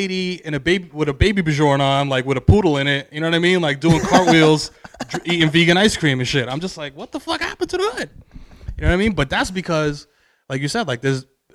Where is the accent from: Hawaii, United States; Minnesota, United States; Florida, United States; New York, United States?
New York, United States; New York City; I'm from the Bronx